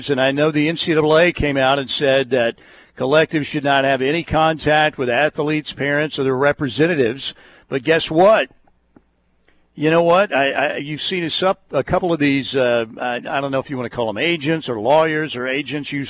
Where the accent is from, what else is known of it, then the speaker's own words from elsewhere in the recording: Norman, Oklahoma, United States; I'm a Normanite, born and raised in Norman.